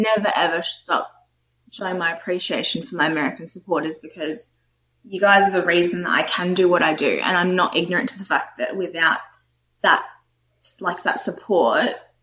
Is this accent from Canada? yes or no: no; Australia; as a little kid growing up in Australia, even though I was born here